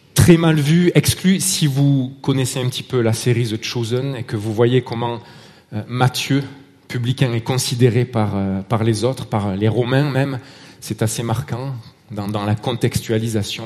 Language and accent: French; Marseille, Provence-Alpes-Côte d'Azur, France; accent: Marseille; now in Vallée de Joux, Switzerland; Mon accent trahit euh, mon origine, Marseille